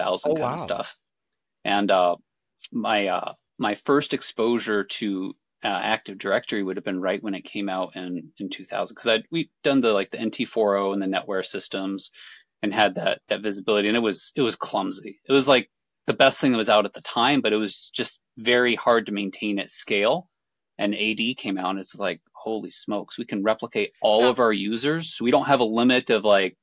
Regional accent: Detroit, Michigan, United States; now in Pacific Northwest, United States; I grew up in Detroit.

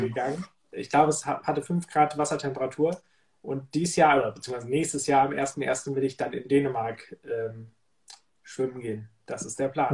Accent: Lower Saxony, Germany; moved away; Niedersachsen zu sprechen. Das ist ja mein, meine Heimat letztendlich.

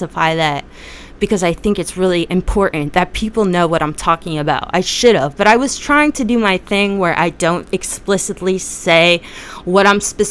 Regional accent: New Jersey, United States; I'm from Jersey

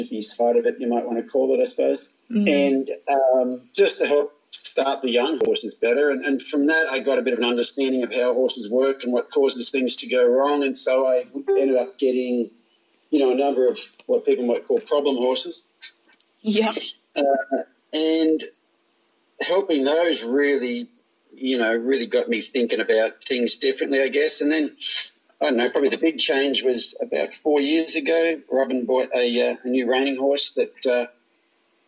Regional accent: Australia; moved away as an adult; now in United States; I grew up in Australia, went to pony club as a kid

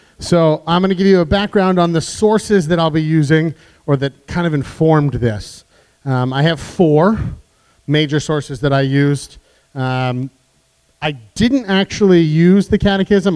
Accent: United States; I'm an American Catholic

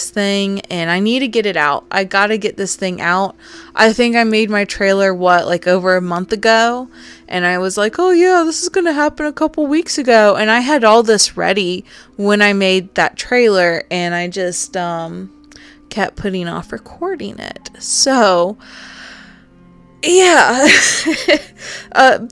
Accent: the South, United States; accent: southern; My southern accent

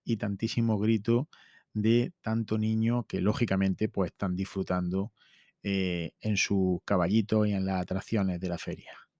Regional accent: La Carolina, Andalusia, Spain; Estamos ya mismo en feria en mi pueblo. Tenemos feria desde el jueves hasta el domingo. Y en esos cuatro días, el viernes es fiesta local en La Carolina

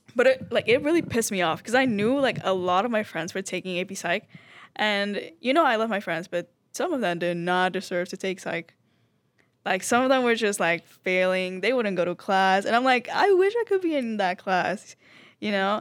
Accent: Venezuela; moved away; I am from Venezuela.

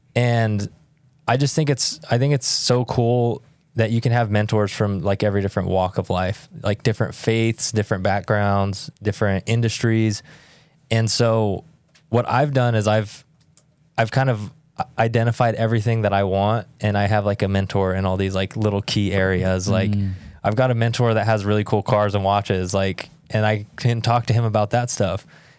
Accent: Roswell, New Mexico, United States; So I grew up in southern New Mexico, Roswell, New Mexico.

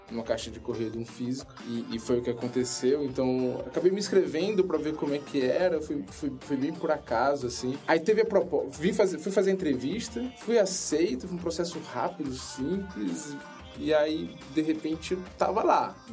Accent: Fortaleza, Ceará, Brazil; Eu sou de Fortaleza, do Ceará. A minha família materna é de lá, família paterna é mais do sul, Santa Catarina.

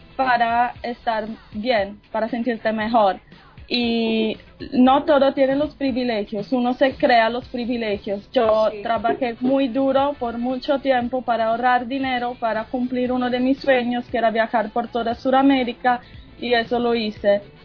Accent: Sardinia, Italy; Spanish is a second language; now in Colombia; de la isla Sardeña

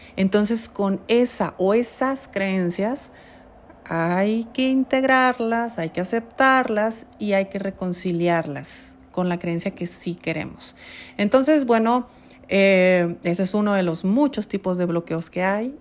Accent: Mexico; como mexicana viviendo en mi país

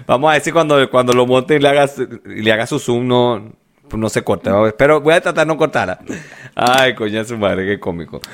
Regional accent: Venezuela; moved away; also born or lived in La Victoria; en Venezuela yo me cortaba el cabello con el mismo carajo toda la vida.

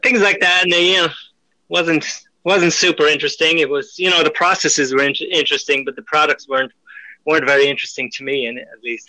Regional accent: Ireland; moved away as an adult; now in France; I'm Irish

